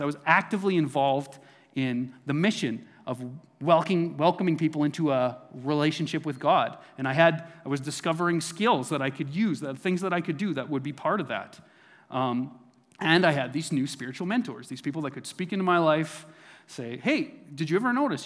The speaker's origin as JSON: {"language": "English", "town": "Neilburg", "region": "Saskatchewan", "country": "Canada", "tie": "born or raised there", "moved": "yes", "said": "this is in my hometown of Newburgh, Saskatchewan. So this is where I was born and raised."}